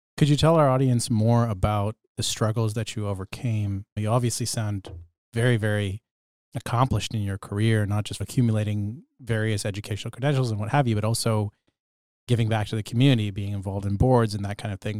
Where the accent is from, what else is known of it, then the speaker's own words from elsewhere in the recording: Bedford, Nova Scotia, Canada; when I was growing up in Bedford, Nova Scotia during my childhood